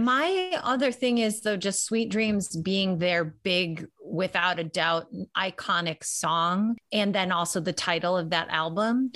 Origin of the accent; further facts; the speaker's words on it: Chicago, Illinois, United States; I'm from Chicago